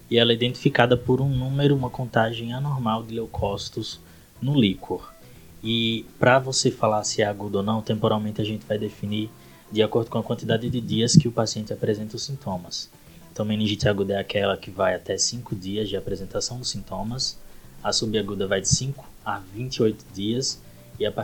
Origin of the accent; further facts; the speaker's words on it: Itabaiana, Sergipe, Brazil; moved away as an adult; also born or lived in Aracaju; now in São Paulo, Brazil; sou lá de Itabaiana, Sergipe, formado pela Universidade de Tiradentes e Aracaju.